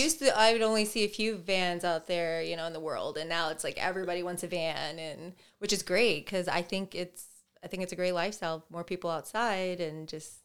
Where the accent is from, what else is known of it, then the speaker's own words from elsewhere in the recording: Oklahoma, United States; I'm very glad I grew up in Oklahoma